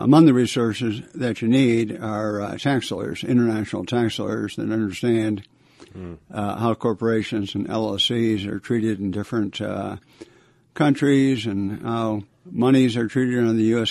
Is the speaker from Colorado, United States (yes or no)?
no; Buffalo, New York, United States; moved away as an adult; also born or lived in Canada / Washington D.C.; I was born in Canada. My family uh, grew up in uh, Buffalo, New York. Uh, since some, so many people have left Buffalo, it's a great place to be from.